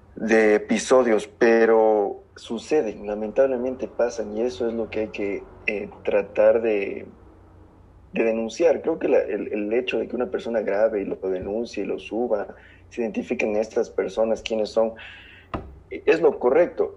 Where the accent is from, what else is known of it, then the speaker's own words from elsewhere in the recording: southern Ecuador, Ecuador; las personas del sur, donde yo nací, no tienen el mismo acento que las personas del norte como en Quito